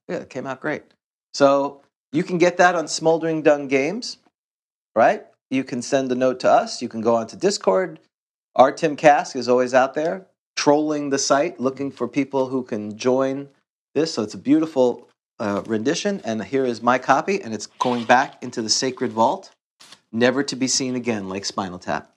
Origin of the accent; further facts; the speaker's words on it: New York City, New York, United States; I grew up in Queens